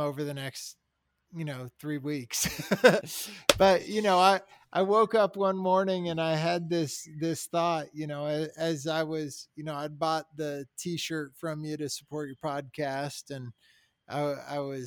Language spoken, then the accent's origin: English; Colorado, United States; I grew up here in Colorado